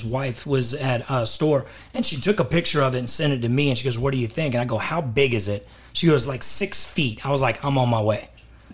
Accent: Dallas, Texas, United States; moved away as an adult; also born or lived in Los Angeles; grew up in Texas, in Dallas. I was born in Dallas

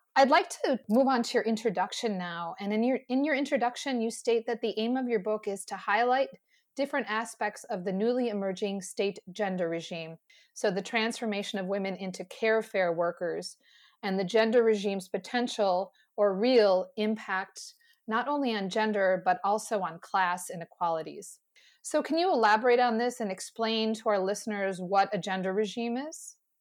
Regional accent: United States; speaking as an American

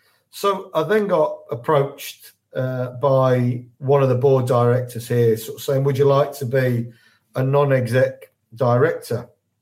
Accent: Leicester, East Midlands, United Kingdom; moved away as an adult; also born or lived in Leeds; I'm a Leicester lad. I was born and bred in Leicester, but I moved up to Yorkshire when I was 18. Studied up in Yorkshire there, in Leeds

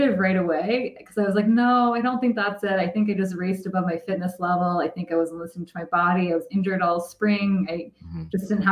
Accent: Midwest, United States; I grew up in the Midwest

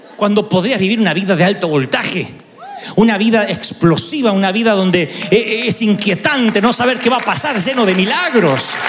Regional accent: Argentina; nadie me conoce en mi país

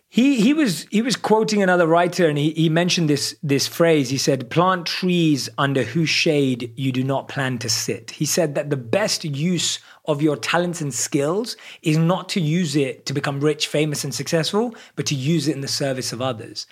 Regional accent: London, United Kingdom; I'm a born and raised in London.

